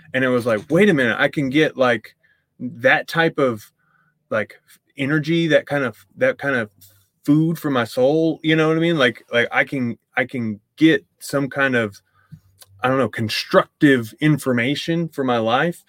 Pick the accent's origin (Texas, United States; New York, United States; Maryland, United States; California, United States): Texas, United States; East; I grew up in East Texas